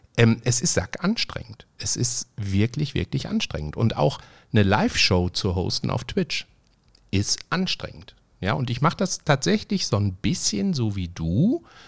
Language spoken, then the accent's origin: German; Essen, North Rhine-Westphalia, Germany; der hatte ein eigenes Restaurant bei uns in Essen-Frintrop